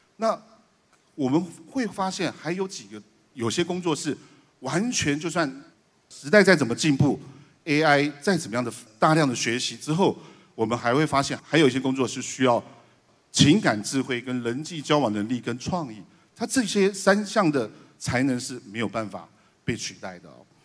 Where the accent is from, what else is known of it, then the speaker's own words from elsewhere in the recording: Taiwan; moved away as an adult; also born or lived in China; 我们台湾人